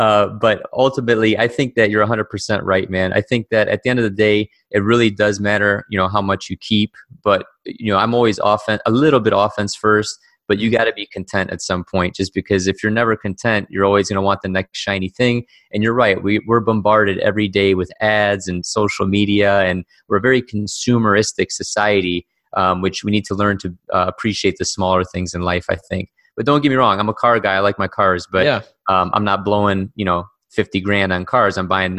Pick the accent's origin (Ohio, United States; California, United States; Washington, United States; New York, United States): Ohio, United States; Cleveland; raised in Cleveland, Ohio